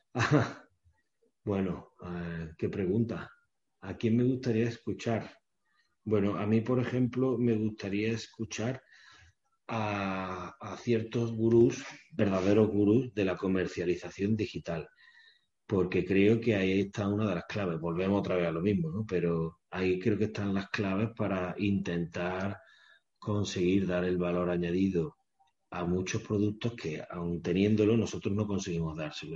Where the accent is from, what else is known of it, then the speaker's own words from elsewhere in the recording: Córdoba, Andalusia, Spain; yo soy cordobés